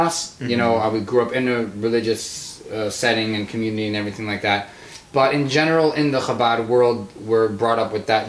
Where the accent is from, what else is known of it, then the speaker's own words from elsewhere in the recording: Los Angeles, California, United States; now in Milwaukee, United States; I grew up in Los Angeles